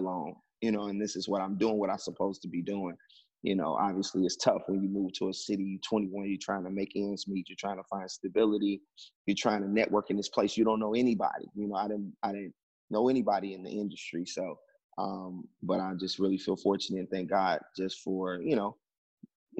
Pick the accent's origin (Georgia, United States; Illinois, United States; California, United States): Illinois, United States; Chicago; moved away as an adult; now in Los Angeles, United States; I told him I was from Chicago.